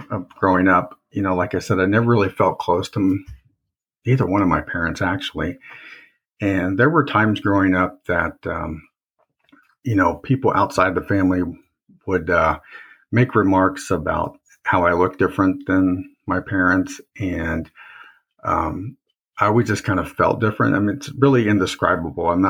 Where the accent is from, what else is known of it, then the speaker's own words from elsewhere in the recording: Indiana, United States; also born or lived in Fort Rucker, Alabama; I grew up in Indiana